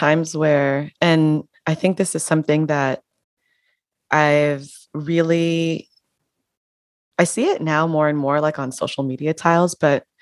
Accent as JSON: {"language": "English", "country": "United States", "tie": "born or raised there", "also_born_or_lived": "Panama", "said": "I was born and raised in the United States"}